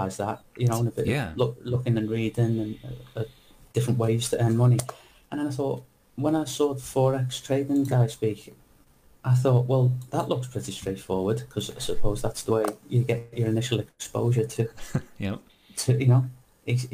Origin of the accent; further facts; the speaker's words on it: Liverpool, North West England, United Kingdom; moved away; also born or lived in London; I'm from Liverpool. From Liverpool originally in England, but I've only ever worked in London.